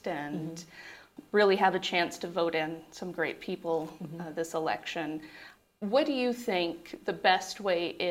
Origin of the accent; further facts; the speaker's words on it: Morenci, Arizona, United States; I grew up in Morenci, Arizona